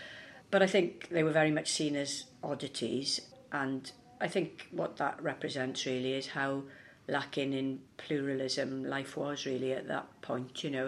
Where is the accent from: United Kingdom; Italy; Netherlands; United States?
United Kingdom; Bridgend, Wales; also born or lived in Maesteg; Yes, from Bridgend, but actually spent a lot of my childhood in Maesteg in the Llynvie Valley, which is where my mother's family were from.